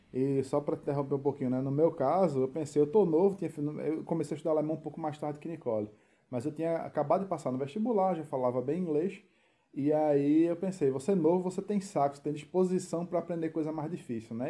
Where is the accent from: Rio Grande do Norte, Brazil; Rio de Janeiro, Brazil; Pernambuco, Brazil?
Pernambuco, Brazil; Recife; moved away as an adult; now in Berlin, Germany; a gente é de Recife